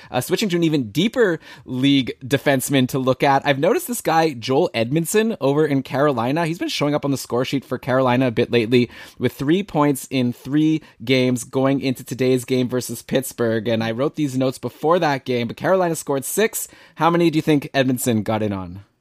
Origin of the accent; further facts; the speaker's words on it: Canada; I'm from Canada